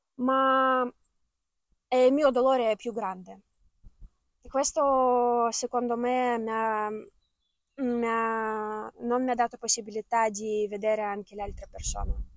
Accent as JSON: {"language": "Italian", "country": "Ukraine", "second_language": "Italian", "moved": "as an adult", "lives_now": "Italy", "said": "questa guerra che è iniziata nel mio paese"}